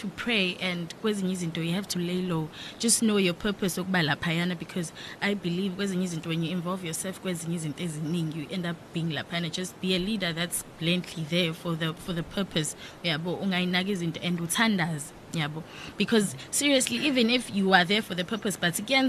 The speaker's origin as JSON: {"language": "English", "town": "Mount Fletcher", "region": "Eastern Cape", "country": "South Africa", "said": "Ngangise Eastern Cape, Mount Fletcher."}